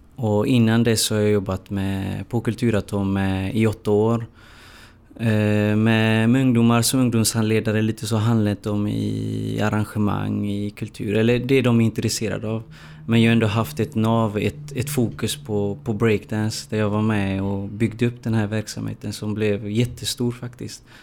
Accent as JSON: {"language": "Swedish", "town": "Gothenburg", "region": "Västra Götaland", "country": "Sweden", "tie": "born or raised there", "said": "jag är uppvuxen i, i Hammarkullen"}